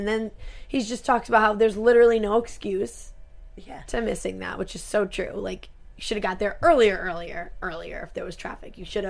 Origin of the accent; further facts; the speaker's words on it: Rhode Island, United States; we're from Rhode Island